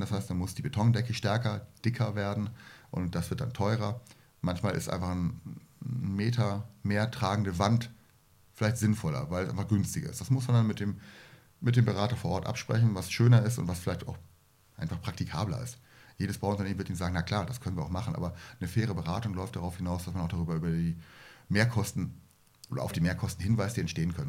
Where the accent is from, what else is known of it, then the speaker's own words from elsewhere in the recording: Germany; ich komme aus der Nähe von Hamburg